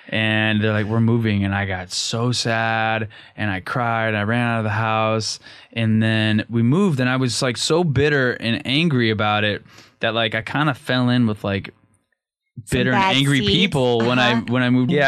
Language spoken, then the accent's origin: English; Omaha, Nebraska, United States; born there; I was born in Omaha, Nebraska, but my dad's from Queens